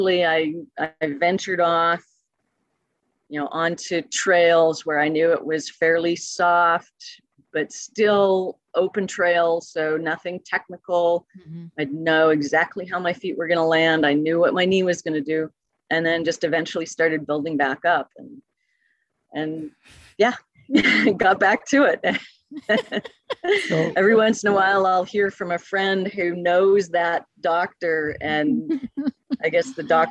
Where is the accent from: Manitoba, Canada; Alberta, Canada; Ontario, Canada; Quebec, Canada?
Alberta, Canada; Calgary; now in California, United States; I'm originally from Calgary, Alberta.